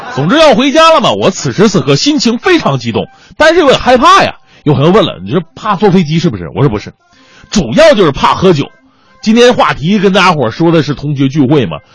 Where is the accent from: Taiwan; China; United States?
China; Northeast China; 我们东北那边大多都是丫头筷子